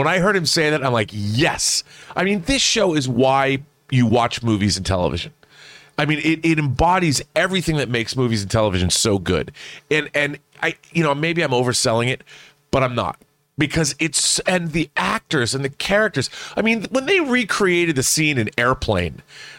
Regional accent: Seattle, Washington, United States; I mean, we lost the Supersonics. I'm from Seattle.

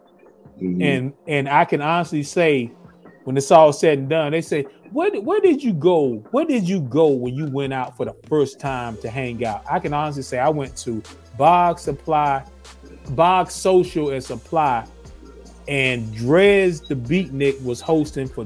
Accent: North Carolina, United States; now in Atlanta, United States; I'm from North Carolina originally.

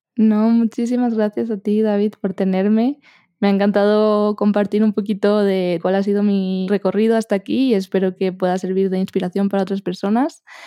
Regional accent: Spain; accent: Spanish; mi acento es español

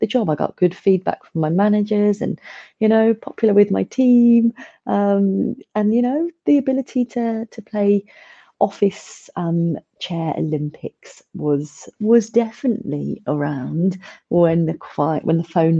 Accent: Milton Keynes, South East England, United Kingdom; I'm originally from the Milton Keynes area

